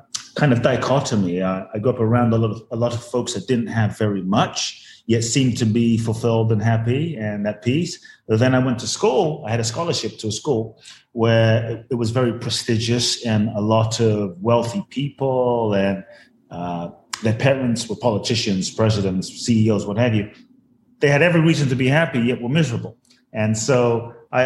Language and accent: English; London, United Kingdom; moved away as an adult; also born or lived in Ghana / Los Angeles, United States; now in Miami, United States; I was born in Ghana, West Africa. My father's from Ghana. My mother's Japanese. I grew up in London from the age of 3 to 18, then from 18 to now, Los Angeles pretty much, and now Miami, so the U.S.